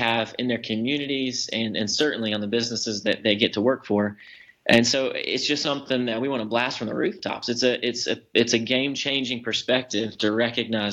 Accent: Waycross, Georgia, United States; now in Clarkston, United States; I grew up in Waycross, Georgia.

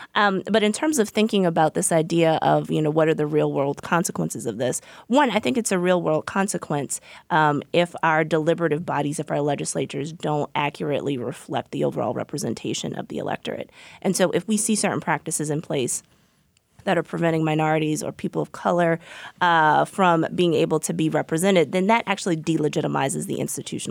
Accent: Virginia, United States; I'm from Virginia

